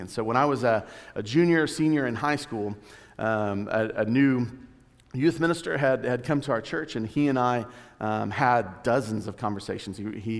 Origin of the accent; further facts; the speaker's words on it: Duncan, Oklahoma, United States; So my testimony is I grew up in Duncan, Oklahoma. It's about an hour south of here